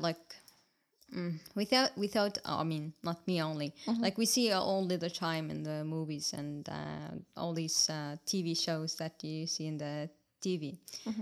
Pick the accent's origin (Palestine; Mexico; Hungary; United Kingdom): Palestine; first language Arabic; English is a second language; moved away as an adult; now in Estonia; I'm from Palestine and I have been here in Estonia for five years.